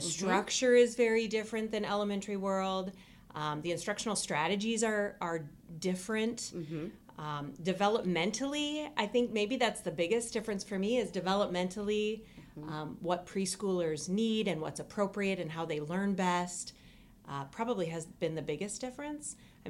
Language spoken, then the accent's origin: English; Minneapolis, Minnesota, United States; moved away as an adult; now in Ames, United States; Well, I grew up in the Minneapolis area, and I have an older brother who went to Iowa State.